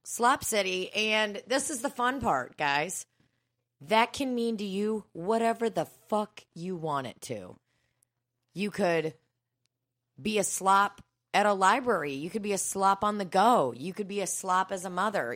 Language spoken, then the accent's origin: English; Belarus; now in United States; I was born in Belarus